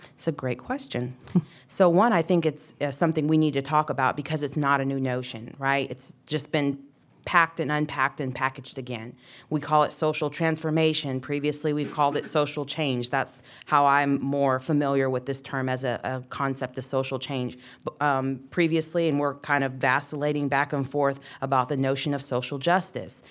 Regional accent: Texas, United States; moved away; The way we speak, we, I say, would say y'all, I'm from Texas

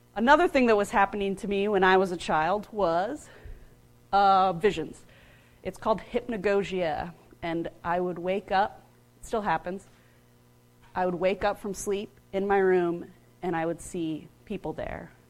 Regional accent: United States; I grew up outside of Washington, D.C., and where I grew up, I was surrounded by Civil War battlefields

